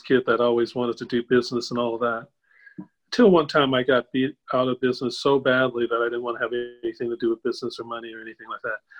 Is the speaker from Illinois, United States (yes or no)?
yes; Evanston, Illinois, United States; I grew up in Evanston, Illinois, so there was a lot of very wealthy families